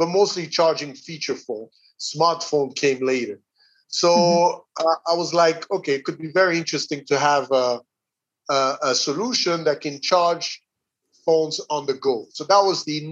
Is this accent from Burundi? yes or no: yes; Burundi; moved away as an adult; also born or lived in Atlanta, United States / Rwanda; I grew up in Burundi